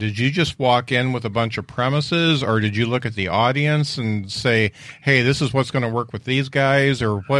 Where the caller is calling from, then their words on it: Indiana, United States; I'm in Indiana